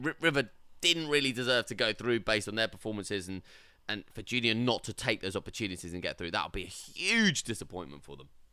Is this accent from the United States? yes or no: no; England, United Kingdom; we're from England